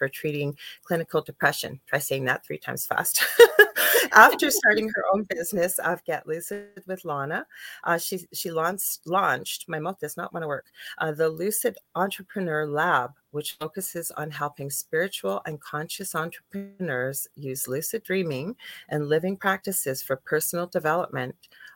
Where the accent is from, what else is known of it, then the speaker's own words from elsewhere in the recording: Canada; I'm a Canadian clairvoyant medium